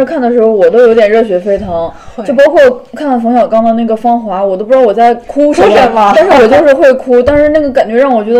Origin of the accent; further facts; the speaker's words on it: Yancheng, Henan, China; moved away; 当时的那个盐城之战也刚好就是我的家乡那边。